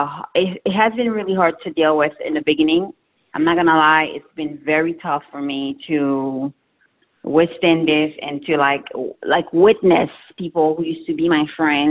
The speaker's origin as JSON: {"language": "English", "country": "Haiti", "said": "I'm from Haiti"}